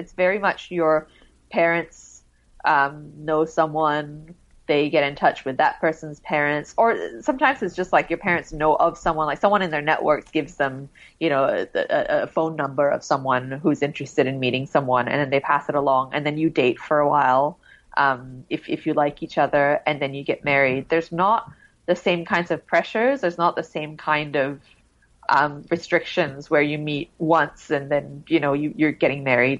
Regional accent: Singapore; I think when I was growing up in Singapore, because we moved internationally so much and then we would come back here, I just didn't really feel like I belonged very much.

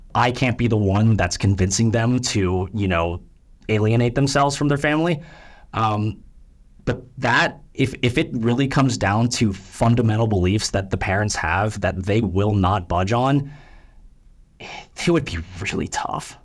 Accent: United States; first language English; I'm a Korean American. I'm born and raised here

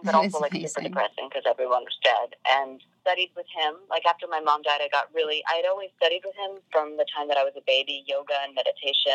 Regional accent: New York City, New York, United States; I was born in New York in Queens. And I grew up in New York City.

